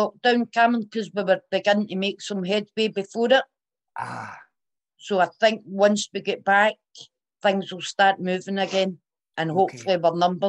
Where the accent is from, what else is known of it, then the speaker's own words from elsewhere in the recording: Fergusy Park, Northern Ireland, United Kingdom; It was good growing up in Fergusy. We didn't have much, but we were happy.